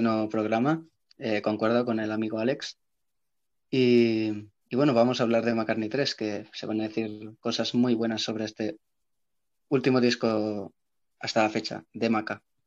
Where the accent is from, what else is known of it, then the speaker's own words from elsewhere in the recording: Barcelona, Catalonia, Spain; soy de Barcelona